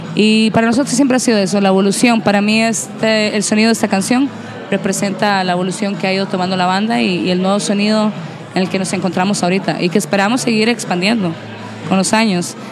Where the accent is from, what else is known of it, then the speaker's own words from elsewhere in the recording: Costa Rica; para nosotros como costarricenses